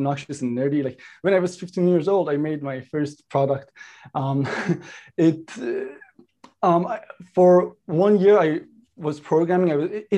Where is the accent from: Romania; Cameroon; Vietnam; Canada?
Canada; Toronto, Ontario; also born or lived in Iran; So I grew up here in Toronto. I was actually born in Iran. I grew up in North York, Toronto.